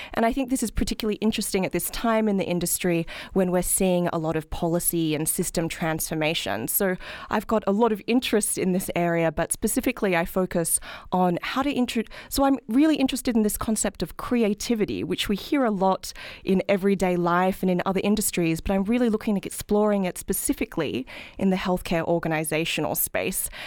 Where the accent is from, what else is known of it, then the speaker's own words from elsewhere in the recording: Australia; moved away as an adult; now in United States; as you can probably tell from my accent, I'm not from this country, I'm from Australia.